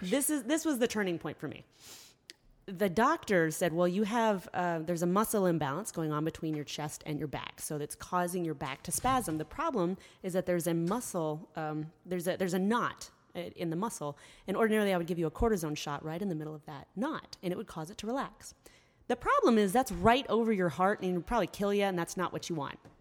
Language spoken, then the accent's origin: English; Columbia, Tennessee, United States; also born or lived in Michigan; I grew up here in Columbia, a little bit south